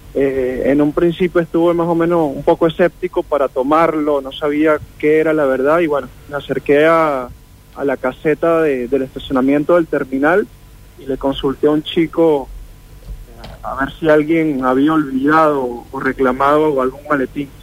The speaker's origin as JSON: {"language": "Spanish", "country": "Venezuela", "moved": "yes", "said": "de Venezuela"}